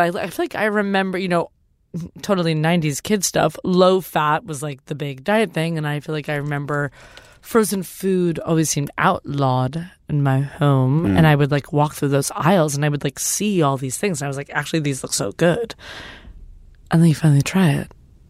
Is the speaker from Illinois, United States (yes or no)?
no; Cambridge, Massachusetts, United States; I was raised in Cambridge, and also the full health food.